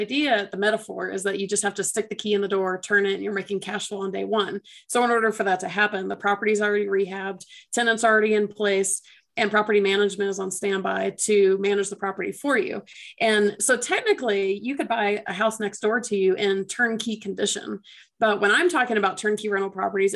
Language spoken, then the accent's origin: English; Atlanta, Georgia, United States; I'm from Atlanta originally